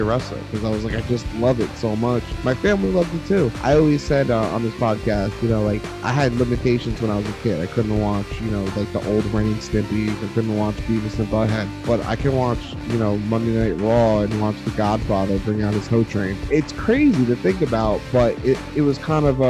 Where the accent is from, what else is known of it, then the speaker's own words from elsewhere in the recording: New Jersey, United States; I'm from Jersey